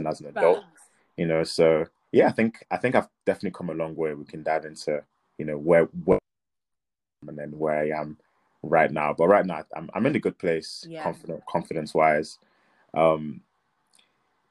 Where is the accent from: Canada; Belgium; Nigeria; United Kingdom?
Nigeria; coming from a Nigerian background, so I'm Nigerian